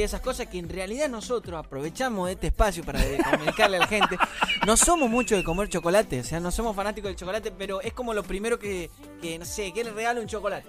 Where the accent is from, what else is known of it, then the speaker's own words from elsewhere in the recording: Tucumán, Argentina; yo soy de Tucumán del Norte